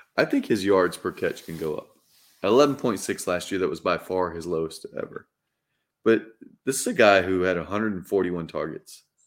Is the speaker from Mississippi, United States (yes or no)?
yes; Mississippi, United States; my home state here of Mississippi